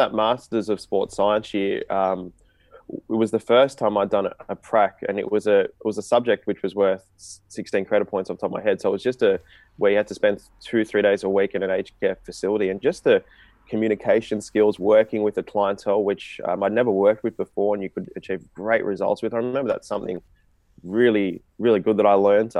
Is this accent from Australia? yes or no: yes; Australia; me being of an Indian background, but being Australian